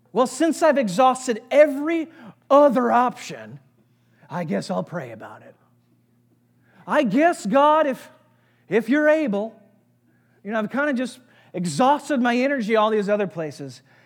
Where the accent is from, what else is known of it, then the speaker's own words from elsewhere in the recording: St. Louis, Missouri, United States; I grew up in Saint Louis, had great parents who loved Jesus